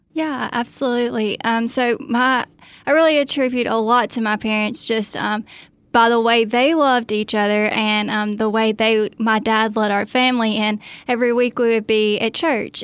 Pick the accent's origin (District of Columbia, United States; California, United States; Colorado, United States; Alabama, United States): Alabama, United States; Athens; I grew up in, um, Athens, Alabama